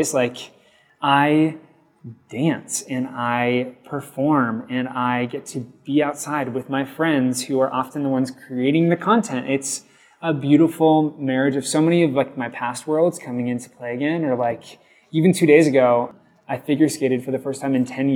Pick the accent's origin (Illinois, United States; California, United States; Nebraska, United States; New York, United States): Nebraska, United States; Lincoln; born and raised in Nebraska, and I love it through and through